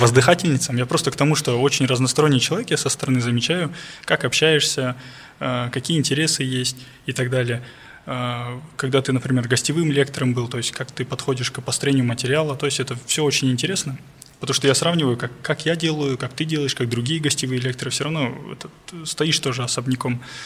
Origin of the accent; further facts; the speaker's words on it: Almaty, Kazakhstan; я алматинец, и у моих родителей есть квартира в Алмате